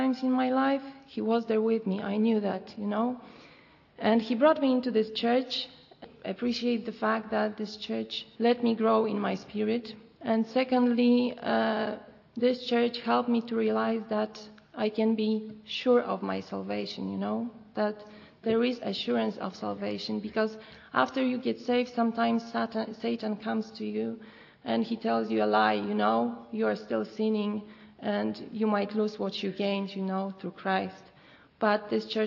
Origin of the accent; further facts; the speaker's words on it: Poland; I come from Poland.